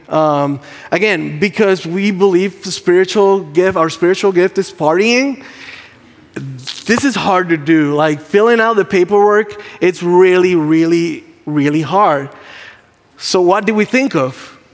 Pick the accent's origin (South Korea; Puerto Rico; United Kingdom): Puerto Rico; English is a second language; moved away; English is not my first language. Um, I'm Puerto Rican.